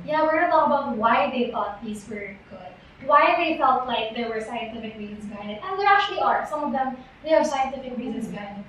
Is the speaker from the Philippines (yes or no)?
yes; Mindanao, Philippines; for us, we came from Mindanao.